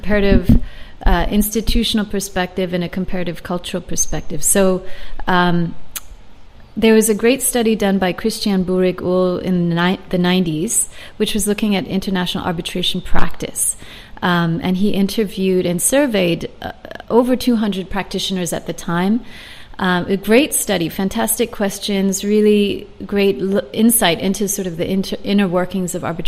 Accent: San Francisco, California, United States; now in Hong Kong; I was born in San Francisco.

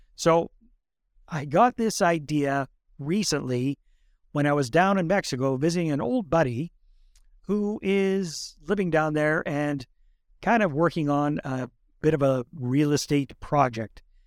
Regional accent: Fort St. John, British Columbia, Canada; moved away; I grew up up north around Fort Saint John

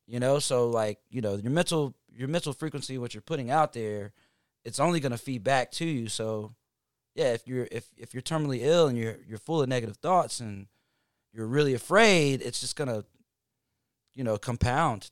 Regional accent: Hickory, North Carolina, United States; now in Atlanta, United States; I'm from Hickory, North Carolina.

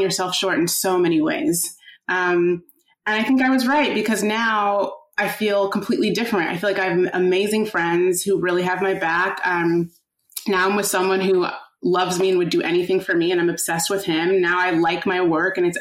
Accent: Midwest, United States; now in New York, United States; I grew up in the Midwest and I had just like really good friends growing up. And then I moved to New York

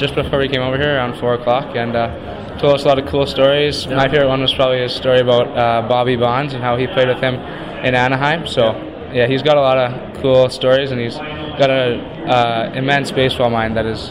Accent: Abbotsford, British Columbia, Canada; moved away as an adult; now in Vauxhall, Canada; I'm from Abbotsford, British Columbia

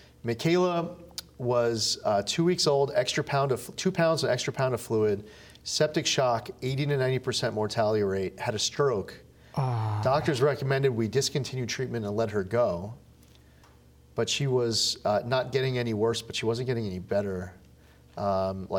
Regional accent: Suffolk County, New York, United States; also born or lived in Albany, New York; I'm a lifelong New Yorker, born and raised. I've lived in New York my entire life

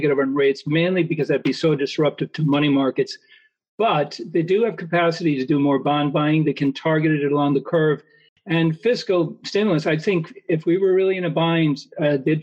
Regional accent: Ireland; moved away; growing up in Ireland where it rains a lot

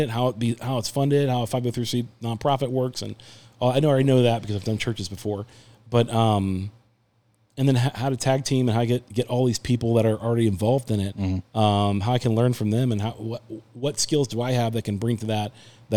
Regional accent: United States; I'm American born and bred

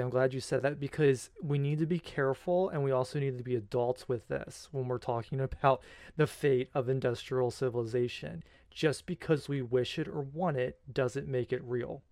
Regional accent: United States; as the American people

